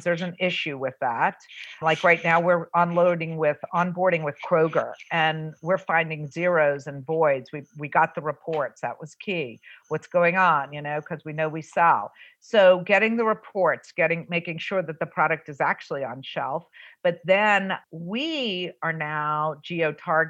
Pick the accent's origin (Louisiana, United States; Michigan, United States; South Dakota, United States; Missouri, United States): Louisiana, United States; New Orleans; moved away; also born or lived in Southern California; I'm born and raised in New Orleans